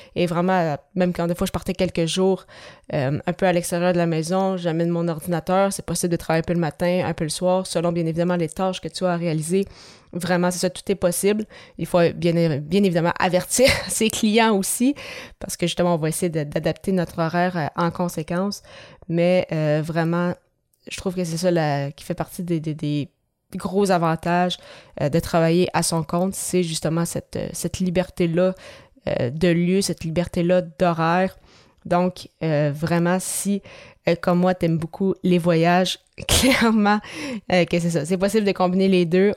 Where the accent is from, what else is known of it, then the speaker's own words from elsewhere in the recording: Quebec, Canada; chez nous à Québec